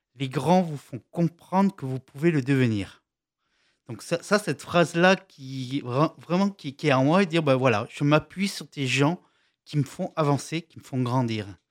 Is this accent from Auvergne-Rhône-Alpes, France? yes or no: yes; Lyon, Auvergne-Rhône-Alpes, France; je suis euh, de Lyon